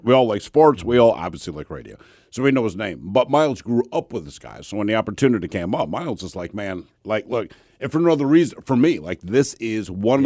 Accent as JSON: {"language": "English", "town": "Baltimore", "region": "Maryland", "country": "United States", "said": "I'm from Baltimore"}